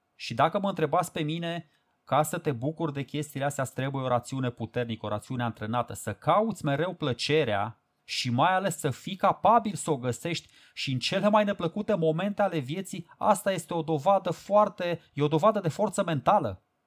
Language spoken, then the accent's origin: Romanian; Romania; pentru noi românii